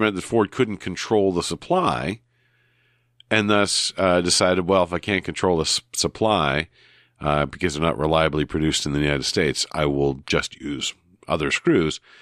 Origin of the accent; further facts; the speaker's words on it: New Brunswick, Canada; growing up in New Brunswick, not near, not far from the border